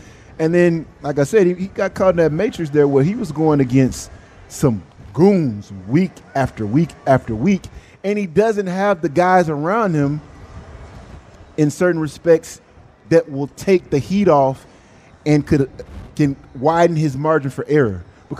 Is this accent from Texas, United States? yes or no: yes; Texas, United States; I'm from Texas. Texas made, born and bred. I gotta go with a team from Texas.